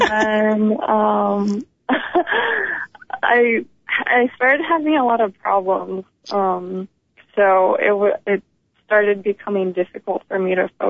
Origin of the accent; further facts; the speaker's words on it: San Francisco, California, United States; also born or lived in Brazil / San Diego; now in Los Angeles, United States; I was raised in San Francisco